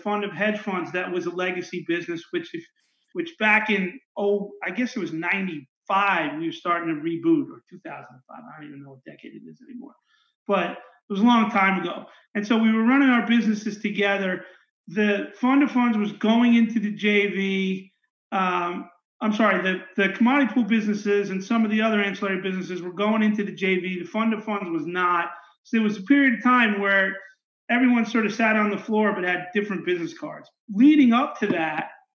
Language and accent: English; Long Island, New York, United States; I live pretty close to where I grew up. My parents were from the outer boroughs. I grew up in Long Island.